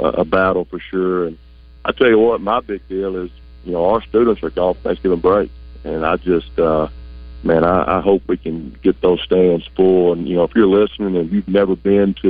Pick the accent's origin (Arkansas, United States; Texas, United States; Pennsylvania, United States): Arkansas, United States; Ashdown; now in Searcy, United States; I'm actually from Ashdown. I'm a proud Ashdown